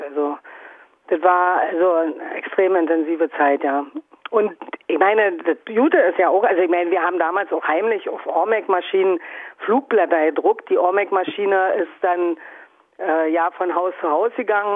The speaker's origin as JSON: {"language": "German", "region": "a small town in Brandenburg", "country": "Germany", "tie": "born or raised there", "moved": "yes", "lives_now": "Dresden, Germany", "said": "bin aus einem kleinen Ort in Brandenburg, also ich bin sagen DDR-Geborene, sozialisiert, aufgewachsen, und nach wie vor auf dem Gebiet."}